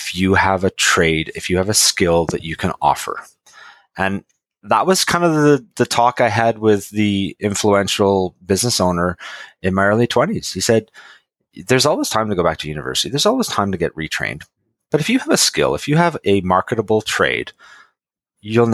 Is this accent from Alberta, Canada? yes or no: no; Lower Mainland, British Columbia, Canada; I grew up in the Lower Mainland